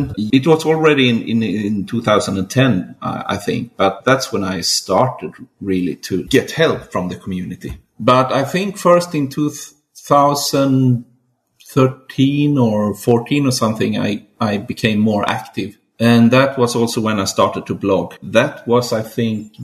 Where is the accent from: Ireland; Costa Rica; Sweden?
Sweden; southern Sweden; I'm from Sweden, southern part of Sweden, really.